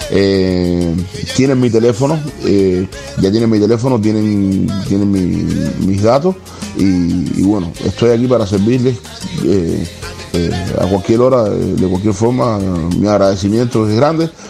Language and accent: Spanish; Cienfuegos, Cuba; Este es el nombre del barrio donde, donde yo nací y me crié en Cienfuegos.